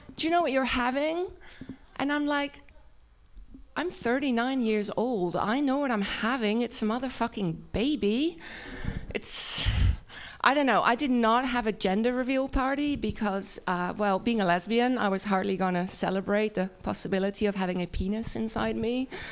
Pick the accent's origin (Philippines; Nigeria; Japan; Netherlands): Netherlands; accent: Dutch; English is a second language; moved away as an adult; now in United States; my accent is Dutch